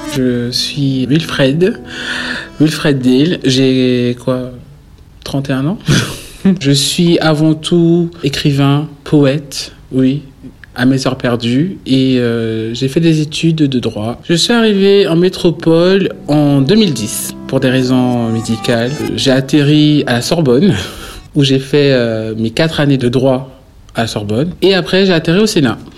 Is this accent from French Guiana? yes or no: yes; French Guiana; moved away as an adult; now in Paris, France; Je me suis construit en Guyane, je représente la Guyane.